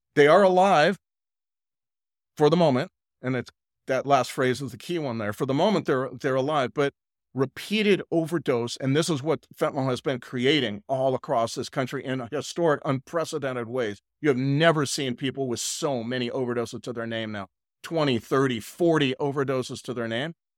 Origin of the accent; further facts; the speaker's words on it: California, United States; moved away as an adult; now in Nashville, United States; I'm really Californian at all my life